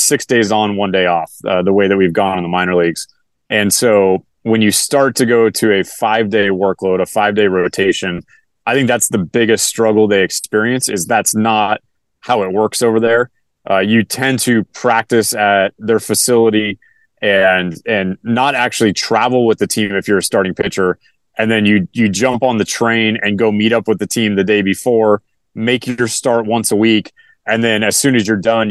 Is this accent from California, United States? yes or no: yes; California, United States; my hometown here in California